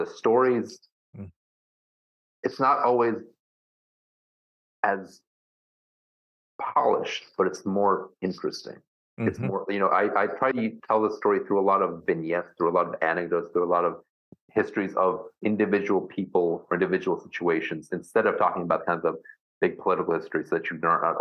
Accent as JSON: {"language": "English", "country": "United States", "said": "I'm the American …"}